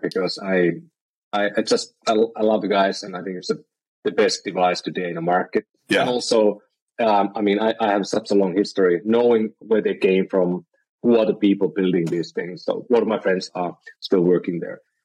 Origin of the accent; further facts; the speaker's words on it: Finland; moved away as an adult; now in San Francisco, United States; I'm from Finland originally, and I've been I've been living around the world